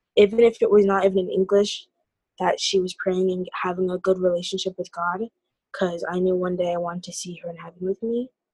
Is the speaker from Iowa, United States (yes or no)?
yes; Iowa, United States; being born and raised in Iowa